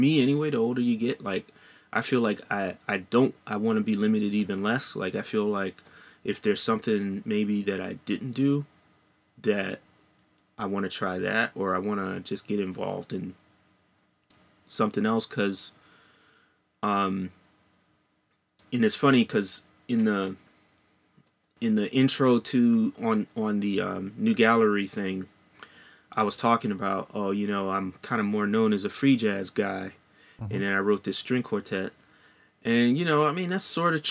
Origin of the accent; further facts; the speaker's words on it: Silver Spring, Maryland, United States; I grew up in Silver Spring, Maryland, which is right next to Washington, D.C.